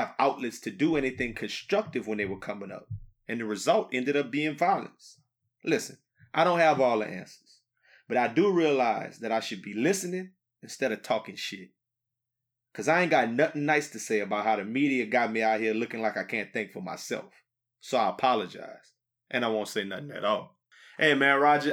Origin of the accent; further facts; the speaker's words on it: Acadiana, Louisiana, United States; we have a problem in our hometown